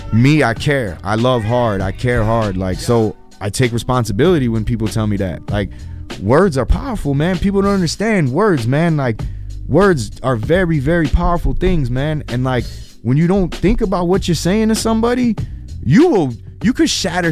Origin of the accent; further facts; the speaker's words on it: Chicago, Illinois, United States; I'm a kid from Chicago Avenue. I grew up in a neighborhood that was tough